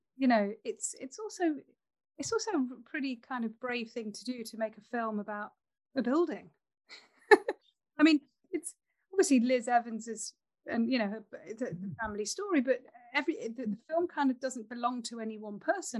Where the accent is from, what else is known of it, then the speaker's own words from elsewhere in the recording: Nottingham, East Midlands, United Kingdom; I grew up in Nottingham